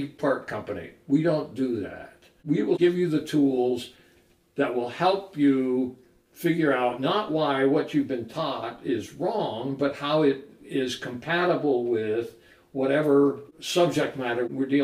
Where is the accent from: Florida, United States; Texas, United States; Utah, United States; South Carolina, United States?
Utah, United States; Salt Lake City; I was raised here in Salt Lake City as an LDS child